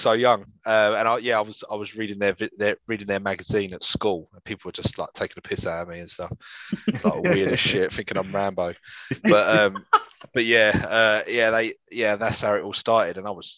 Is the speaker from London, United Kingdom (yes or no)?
yes; London, United Kingdom; I'm from North London, in Infield particularly